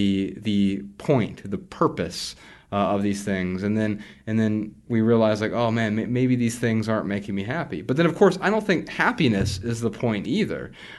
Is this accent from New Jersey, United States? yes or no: no; Dayton, Ohio, United States; I grew up really poor in Dayton, Ohio, on food stamps and welfare, government assistance, you know, WIC programs